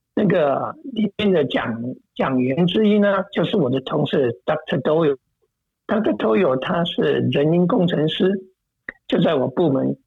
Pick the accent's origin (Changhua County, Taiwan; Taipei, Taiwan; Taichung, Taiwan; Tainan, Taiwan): Taichung, Taiwan; now in United States; 这家医院就是在台中我的家乡的那个